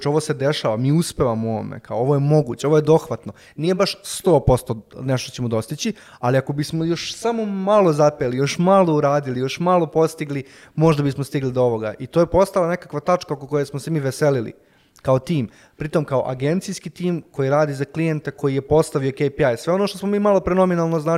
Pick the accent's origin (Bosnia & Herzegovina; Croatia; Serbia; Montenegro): Serbia; ovde baš kod nas u Srbiji